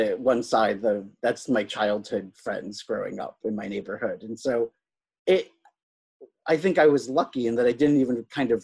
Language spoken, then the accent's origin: English; Boston, Massachusetts, United States; also born or lived in Calcutta, India; growing up in suburban Boston, which is a predominantly Irish, Catholic, very white area